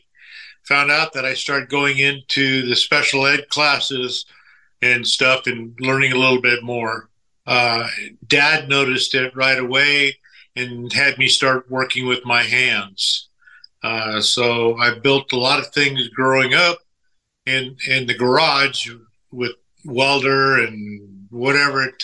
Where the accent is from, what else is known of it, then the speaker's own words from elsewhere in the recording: Orange County, Southern California, United States; moved away as an adult; now in South Texas, United States; I'm originally born and raised in Southern California, the Orange County area